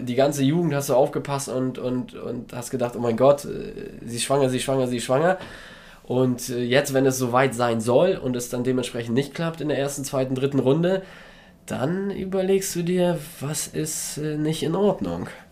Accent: Poland; moved away; wir kommen ja aus Polen, meine Frau und ich beide, und haben dementsprechend da noch Familie und reisen da noch oft hin

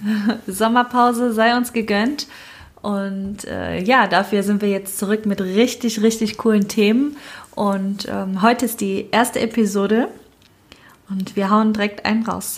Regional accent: Cologne, North Rhine-Westphalia, Germany; ich bin in Köln geboren und aufgewachsen

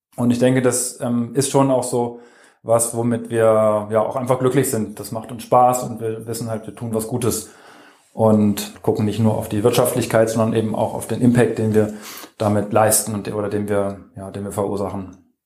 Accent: Germany; in dem Dorf, wo ich aufgewachsen bin, also in Kitzführ am BC

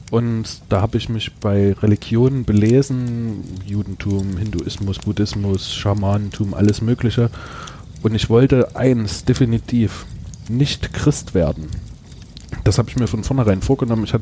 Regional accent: Talheim, Saxony, Germany; also born or lived in Gornsdorf; war geprägt durch einen Umzug. Wir sind aus Talheim weggezogen, zwar nur über einen Berg, aber da war mein ganzer Freundeskreis weg.

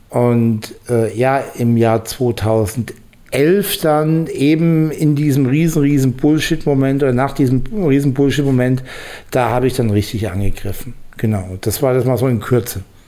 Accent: Bamberg, Bavaria, Germany; moved away as an adult; also born or lived in Ruhr area; ich komme eigentlich aus Bamberg, also aus, aus dem Frankenlande eigentlich

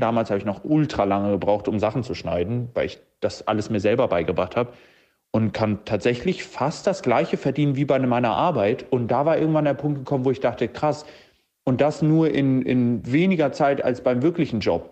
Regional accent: Hamburg, Germany; 27 Jahre alt und ich komme aus Hamburg

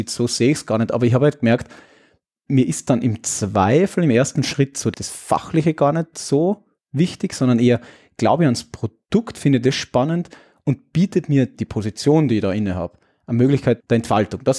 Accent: Austria; Naja, als Österreicher den österreichischen Heimatmarkt zu betreuen, ja, irgendwie ganz gut passt.

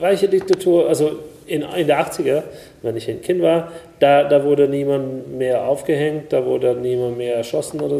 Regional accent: Hungary; German is a second language; moved away; ich bin in Ungarn geboren

